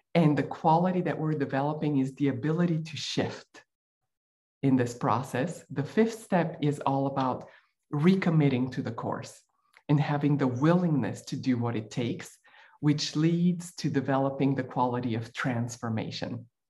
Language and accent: English; Bulgaria; moved away; I grew up in Bulgaria while it was still a communist country.